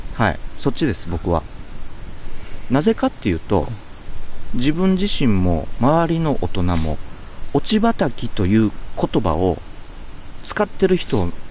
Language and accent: Japanese; Kansai, Japan; 僕は関西出身なんですけど